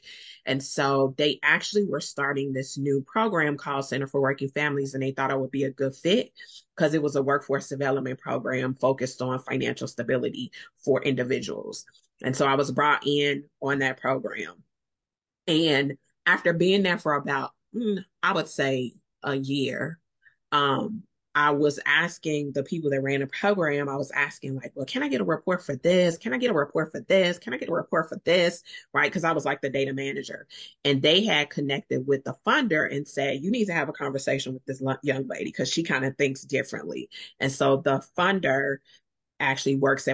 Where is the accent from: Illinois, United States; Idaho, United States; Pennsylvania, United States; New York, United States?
Illinois, United States; Chicago; also born or lived in Mississippi / New Orleans; I am a Chicagoan, born and raised